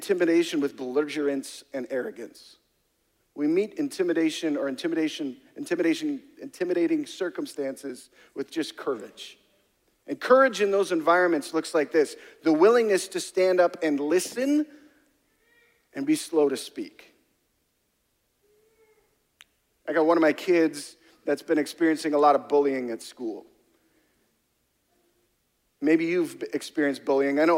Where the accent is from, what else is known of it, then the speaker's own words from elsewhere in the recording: Canada; I'm Canadian